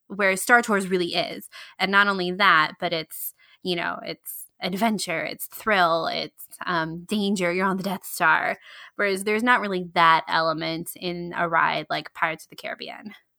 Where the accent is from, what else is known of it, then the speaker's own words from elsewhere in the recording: Georgia, United States; … and I, if you don't know, we lived in, we grew up in Georgia